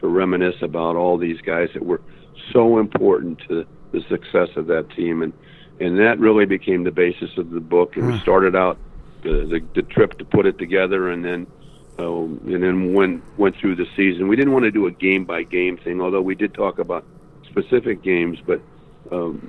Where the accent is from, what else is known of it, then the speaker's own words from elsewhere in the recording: St. Louis, Missouri, United States; moved away; I'm from St. Louis originally